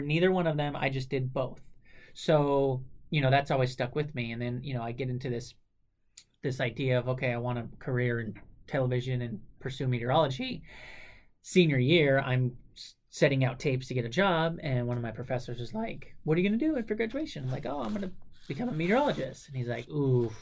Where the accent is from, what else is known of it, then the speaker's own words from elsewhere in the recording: Southern California, United States; Growing up in Southern California and having family in the mountains, like Flagstaff, Arizona, outside of Phoenix